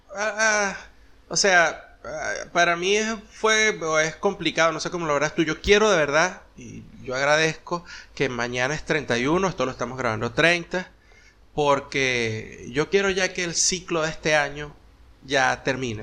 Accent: Venezuela; moved away as an adult; also born or lived in United States; cuando salimos de Venezuela y nos fuimos a, Estados Unidos

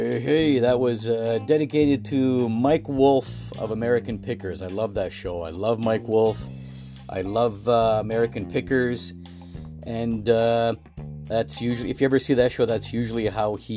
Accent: Toronto, Ontario, Canada; I'm from the Toronto, Canada area.

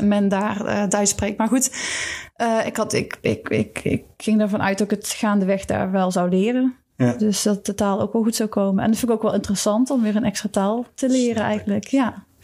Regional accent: Netherlands; moved away as an adult; also born or lived in Switzerland; als Nederlander

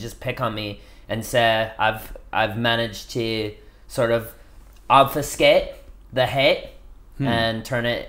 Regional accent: Redondo Beach, California, United States; I'm from Redondo Beach

